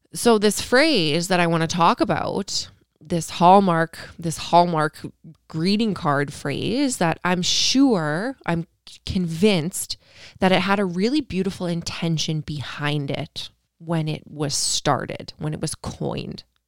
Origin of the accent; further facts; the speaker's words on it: Canada; I'm Canadian